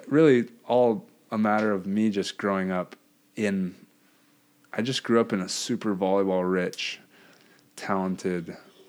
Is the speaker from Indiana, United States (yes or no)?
no; Hawaii, United States; I'm from Hawaii too.